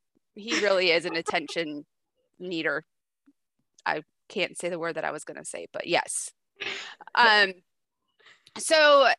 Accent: Pennsylvania, United States; moved away as an adult; also born or lived in McKinney / Dallas; now in Houston, United States; I'm from Pennsylvania, but I moved over to Irving, Dallas, McKinney, right after college in 2008. I still can't believe I've been in Texas that long. I loved where I lived. I lived out in McKinney.

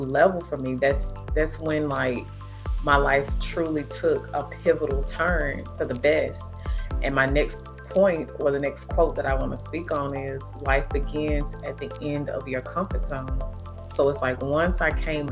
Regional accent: Nashville, Tennessee, United States; I was raised in North Nashville, which is considered the hood.

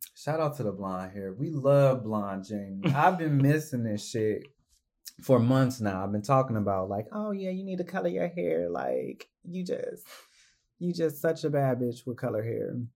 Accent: Cleveland, Ohio, United States; moved away

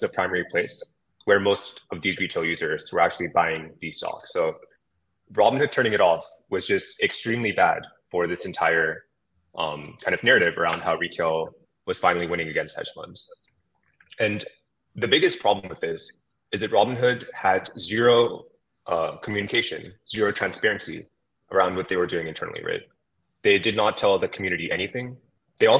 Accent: San Francisco Bay Area, California, United States; My background is that I grew up in the San Francisco Bay Area

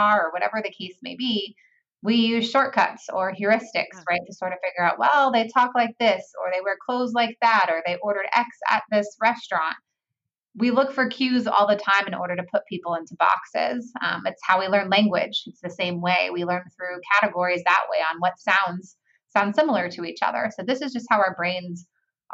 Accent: California, United States; I'm from California.

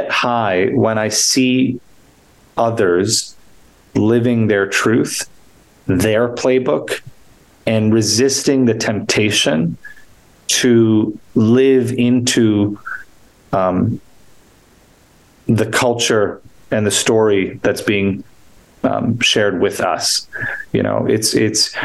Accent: New York, United States; I grew up in New York, and sports were a big part of my nourishment

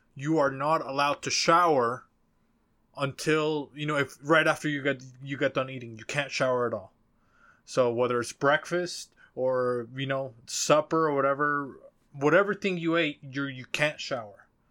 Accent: Mexico; moved away; I talk about growing up in Mexico

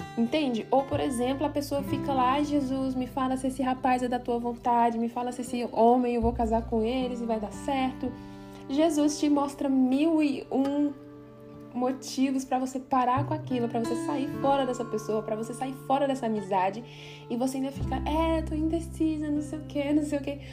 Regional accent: Brazil; now in Switzerland; sair da minha terra, da minha parentela, deixar tudo que eu tinha e vir para a Suíça

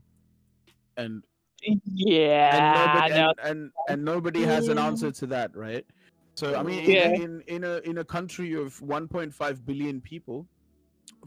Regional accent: India; moved away; I'm from India

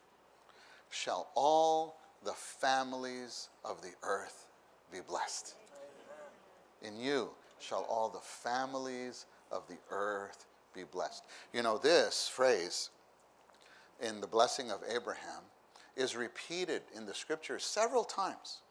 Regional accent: New York City, New York, United States; moved away; I come from New York City

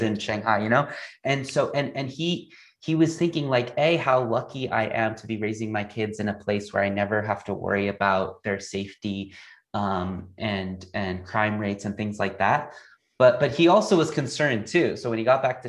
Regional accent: United States; moved away as an adult; also born or lived in Asia / China / Singapore; as an American who lived in Asia for 4 years

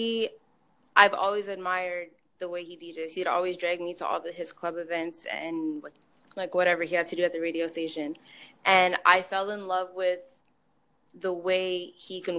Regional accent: Toronto, Ontario, Canada; moved away as an adult; also born or lived in Barbados / Detroit / Farmington Hills; now in Windsor, Canada; I'm from Toronto originally, born in Barbados

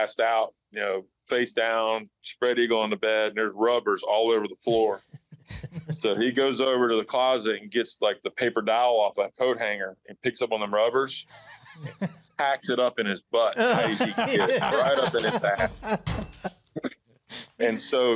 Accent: Charlotte, North Carolina, United States; also born or lived in Oak Park, Illinois; I moved down to Charlotte when I was 7 years old

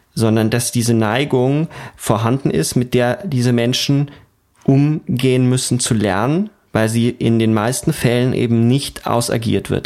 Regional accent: Germany; bei uns in Deutschland

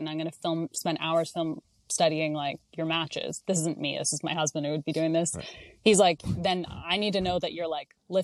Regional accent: Canada; I'm Canadian

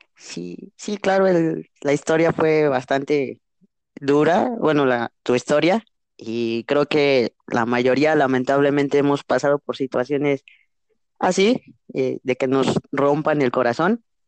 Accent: Mexico; también soy mexicano

